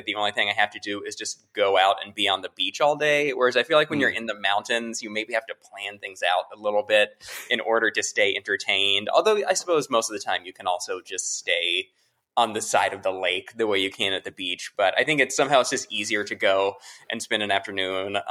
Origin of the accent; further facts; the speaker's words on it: Greensboro, North Carolina, United States; moved away as an adult; now in New Orleans, United States; I grew up in Greensboro